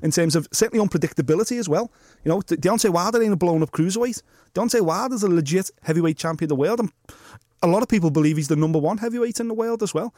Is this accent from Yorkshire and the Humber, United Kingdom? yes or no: no; Liverpool, North West England, United Kingdom; accent: Scouse; how scouse I progressively got